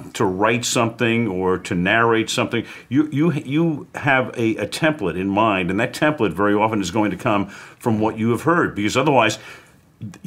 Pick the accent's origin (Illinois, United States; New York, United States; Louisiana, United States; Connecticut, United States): New York, United States; New York City; I was growing up in Brooklyn